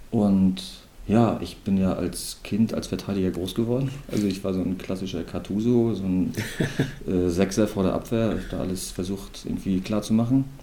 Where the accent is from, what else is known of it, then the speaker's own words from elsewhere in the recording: Rostock, Mecklenburg-Vorpommern, Germany; moved away as an adult; also born or lived in Brandenburg an der Havel; now in Lubmin, Germany; bin in Brandenburg geboren, bin in Rostock, bin in Hansa groß geworden und war mal zwei Jahre in Siegershagen oder anderthalb und bin dann wieder zurück zu meinem Verein.